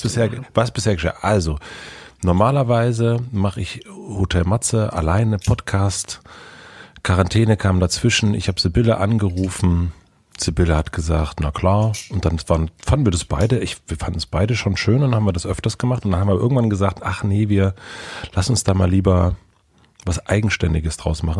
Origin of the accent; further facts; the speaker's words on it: East Germany, Germany; bei uns im Osten